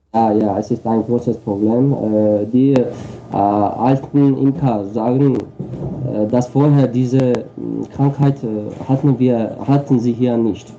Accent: Armenia; German is a second language; ich, ich, bin äh, aus Armenien

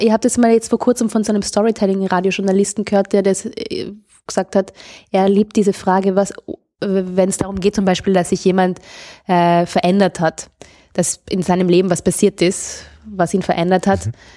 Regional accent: South Tyrol, Trentino-Alto Adige, Italy; Ich bin aus Südtirol

